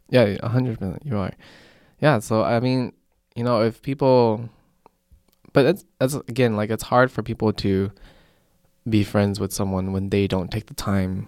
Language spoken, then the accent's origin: English; Colorado, United States; moved away; we came from Colorado